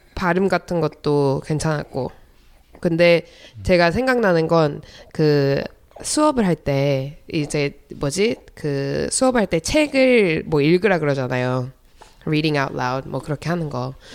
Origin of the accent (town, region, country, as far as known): United States; born or raised there; also born or lived in South Korea